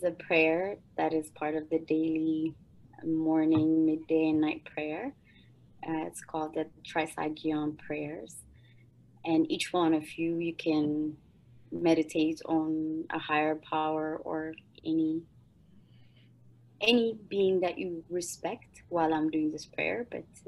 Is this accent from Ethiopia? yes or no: yes; Ethiopia; moved away; I'm originally from Ethiopia